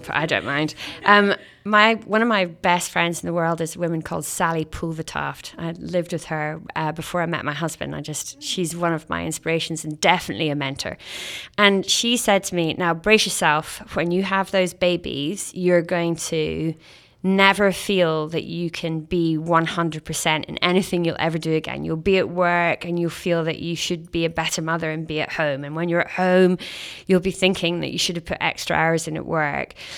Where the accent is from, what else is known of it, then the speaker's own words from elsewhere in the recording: Scotland, United Kingdom; now in Canada; as a Scottish Canadian